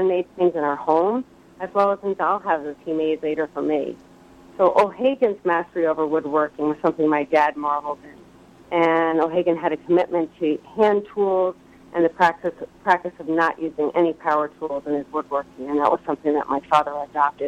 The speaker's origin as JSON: {"language": "English", "town": "Upper Nyack", "region": "New York", "country": "United States", "tie": "born or raised there", "said": "my hometown was Upper Nyack, New York"}